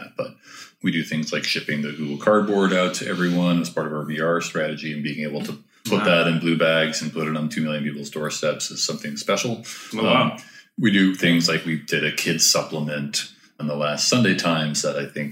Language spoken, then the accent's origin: English; New York, United States; since I was a kid growing up in New York